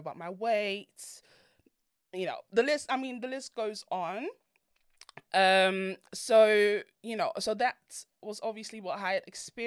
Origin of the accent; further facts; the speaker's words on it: Netherlands; I grew up in Holland, and I was raised by immigrant parents. They're both from Ghana